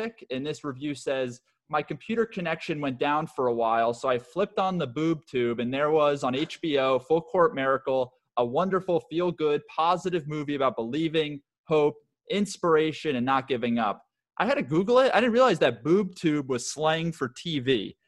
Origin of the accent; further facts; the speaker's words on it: New York, United States; a young Jewish kid like us growing up. At least for myself, growing up in New York